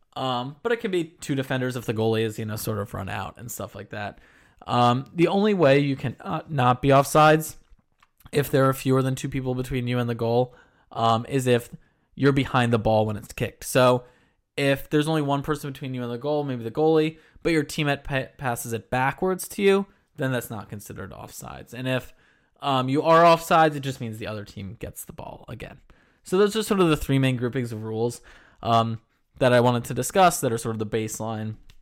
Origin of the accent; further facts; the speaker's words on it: Philadelphia, Pennsylvania, United States; I'm from Philadelphia